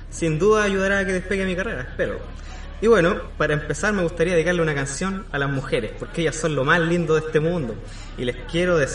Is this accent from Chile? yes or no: yes; Quillota, Valparaíso, Chile; yo soy repiola aquí de Quillota, soy músico Quillota.